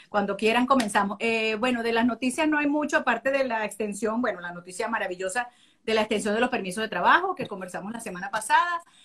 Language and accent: Spanish; Venezuela; now in United States; somos venezolanos por nacimiento